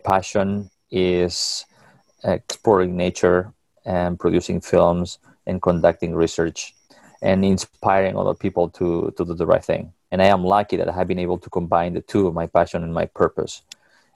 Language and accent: English; Catalonia, Spain; moved away; I was a little boy growing up in Catalonia, in Spain